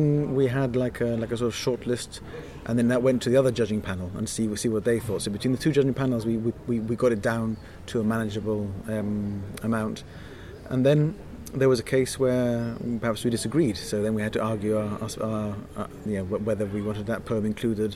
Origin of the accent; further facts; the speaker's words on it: Gibraltar; we are very small. We're sort of disconnected from the major publishing centres in the world